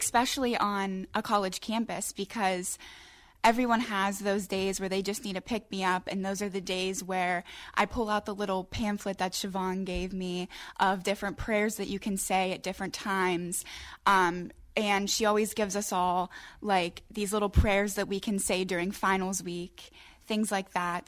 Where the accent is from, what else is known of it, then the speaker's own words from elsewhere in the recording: Crafton, Pennsylvania, United States; I'm from Crafton Ingram. I graduated from Montour High School.